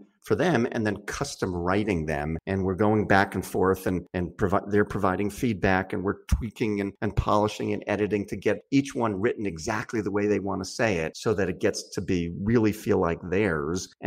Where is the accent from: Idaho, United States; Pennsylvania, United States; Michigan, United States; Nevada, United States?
Pennsylvania, United States; Philadelphia; I come from the Philadelphia area